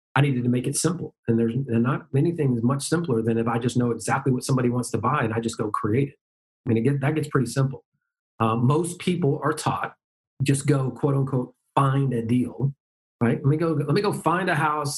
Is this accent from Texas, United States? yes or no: yes; Dallas, Texas, United States; moved away; also born or lived in Memphis, Tennessee / Boca Raton, Florida; born and raised in Dallas, but lived in Memphis for 10 years